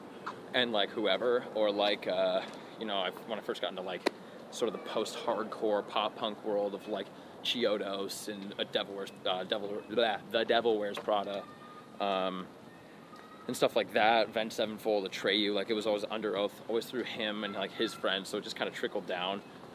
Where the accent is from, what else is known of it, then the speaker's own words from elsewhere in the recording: Glendale, California, United States; also born or lived in La Cañada, California / La Crescenta, California; I was born in Glendale, California. At Glendale Adventist Hospital, and I grew up in the hills, the foothills by La Cañada, La Crescenta.